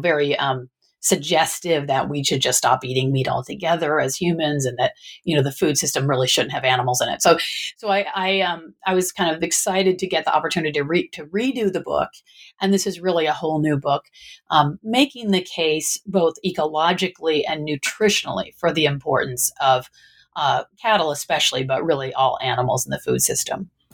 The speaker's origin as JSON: {"language": "English", "region": "Michigan", "country": "United States", "moved": "yes", "lives_now": "Northern California, United States", "said": "I I was originally from the Midwest, from Michigan"}